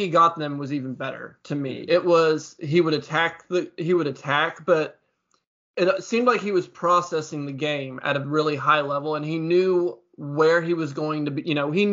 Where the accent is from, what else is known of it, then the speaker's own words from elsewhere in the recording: Illinois, United States; I'm from Illinois.